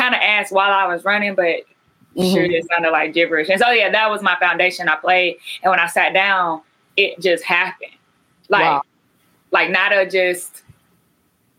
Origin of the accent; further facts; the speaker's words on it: Carrollton, Georgia, United States; where I grew up at in Carrollton, Georgia, at Mount Zion Baptist